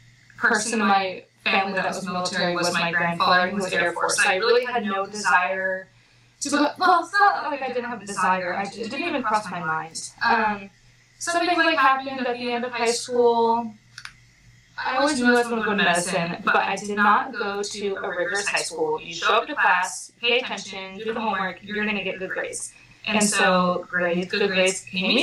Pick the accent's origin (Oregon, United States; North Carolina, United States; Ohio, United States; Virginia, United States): Oregon, United States; small town just north of Portland; moved away as an adult; also born or lived in Pensacola, Florida; now in Newport, United States; I'm from the Pacific Northwest, a little small town just north of Portland, Oregon, where I grew up there with my 6 brothers and sisters